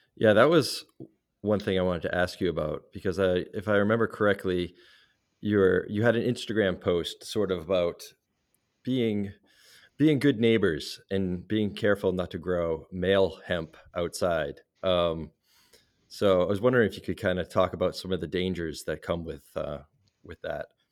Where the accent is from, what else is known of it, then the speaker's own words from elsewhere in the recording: Salem, Massachusetts, United States; my hometown of Salem, Massachusetts